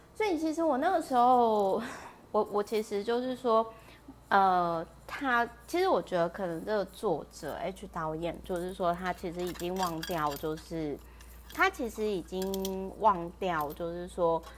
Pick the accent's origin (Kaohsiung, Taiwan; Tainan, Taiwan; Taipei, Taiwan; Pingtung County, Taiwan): Kaohsiung, Taiwan; moved away; 因为我老家是在高雄嘛 然后在乡下